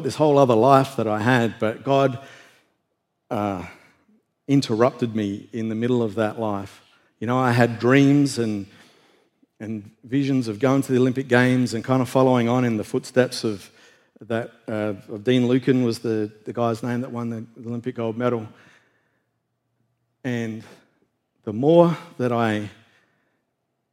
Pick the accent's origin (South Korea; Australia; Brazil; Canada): Australia; moved away; I was in the national weightlifting team back in Australia